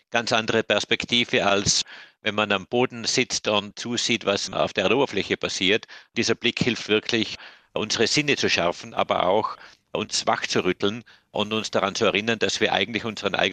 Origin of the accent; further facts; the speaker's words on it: Germany; Es ist richtig, ich bin in einem sehr idyllischen Bergdorf aufgewachsen in Deutschland, wahrscheinlich bestens bekannt durch den Bergdoktor.